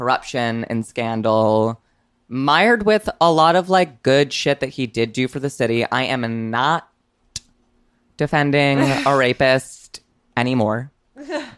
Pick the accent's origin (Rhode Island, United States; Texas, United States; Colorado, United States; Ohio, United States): Rhode Island, United States; I'm from Rhode Island